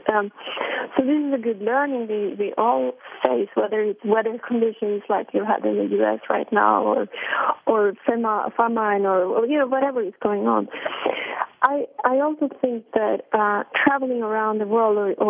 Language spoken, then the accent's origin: English; Norway; I come from Norway, so it's a country with very egalitarian society